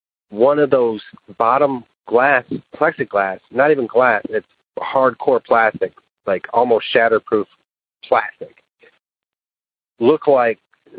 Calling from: West Tennessee, United States; I'm calling you from West Tennessee. I work at a car dealership. I'm 40 years old.

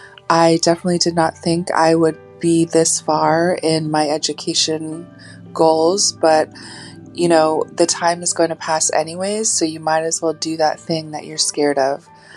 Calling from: Anchorage, Alaska, United States; I'm calling from Anchorage, Alaska.

